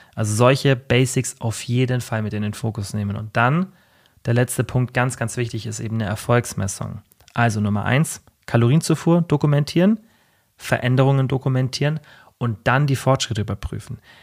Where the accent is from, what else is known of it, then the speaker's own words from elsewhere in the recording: Germany; bei uns in Deutschland